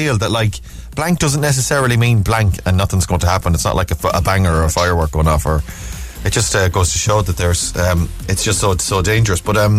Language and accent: English; Cork, Munster, Ireland; I'm from Cork, so I love